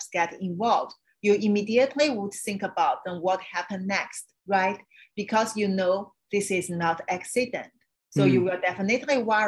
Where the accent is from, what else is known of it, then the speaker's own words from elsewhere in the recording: China; moved away; I understand China because I grew up in China.